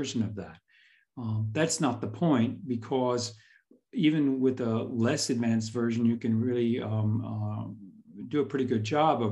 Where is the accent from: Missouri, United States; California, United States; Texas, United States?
Texas, United States; Houston; moved away as an adult; also born or lived in central Illinois; now in Otzberg, Germany; I grew up in Houston